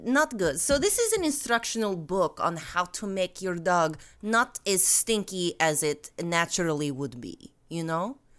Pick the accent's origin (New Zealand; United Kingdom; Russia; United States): Russia; moved away; I am from Russia